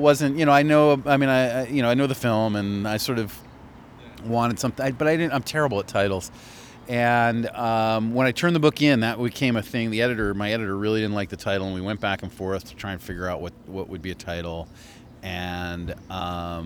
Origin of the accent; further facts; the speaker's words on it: New York, United States; also born or lived in San Francisco / Boston / Philadelphia; now in Los Angeles, United States; I'm from New York, and I lived in San Francisco and Boston and Philadelphia